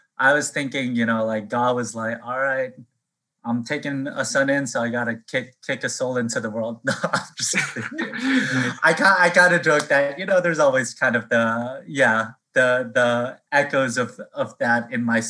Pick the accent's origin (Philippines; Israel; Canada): Philippines; now in Boston, United States; I was born actually in the Philippines on Easter.